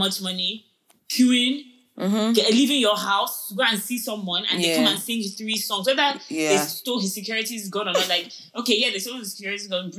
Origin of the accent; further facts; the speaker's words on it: Nigeria; I'm only speaking for Nigerians because I'm a Nigerian.